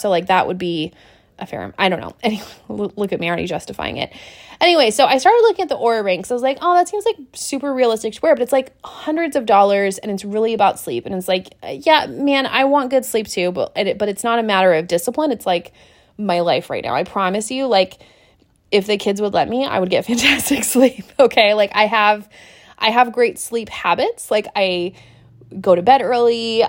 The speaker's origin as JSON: {"language": "English", "area": "Pacific Northwest, south of Seattle", "region": "Washington", "country": "United States", "tie": "born or raised there", "also_born_or_lived": "Montana", "moved": "as an adult", "said": "I grew up in the Pacific Northwest around, like, thirty, forty-five minutes south of Seattle, Washington."}